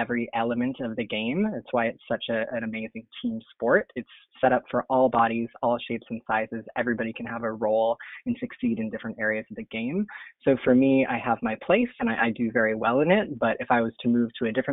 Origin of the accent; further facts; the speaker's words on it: Niagara Falls, Ontario, Canada; moved away as an adult; also born or lived in Vancouver, British Columbia; now in San Francisco, United States; I grew up in Canada in Niagara Falls, Ontario